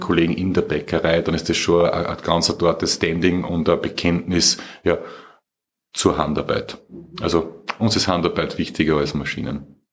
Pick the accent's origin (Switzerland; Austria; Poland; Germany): Austria; ich bin ja Österreicher, ich lebe ja